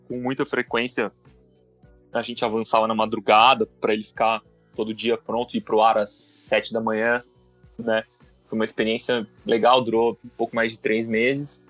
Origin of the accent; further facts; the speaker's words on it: Joinville, Santa Catarina, Brazil; moved away as an adult; also born or lived in Uruguay / São Paulo; eu cresci em, em Santa Catarina, né? Eu nasci no Uruguai, mas muito pequeno eu fui morar em Joinville, em Santa Catarina. Cresci lá, estudei lá